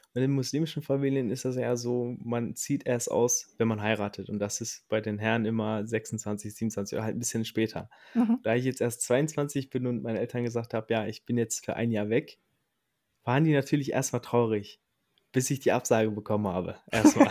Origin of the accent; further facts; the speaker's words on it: Recklinghausen, North Rhine-Westphalia, Germany; Ich komme aus dem Herzen des Ruhrpots, aus Recklinghausen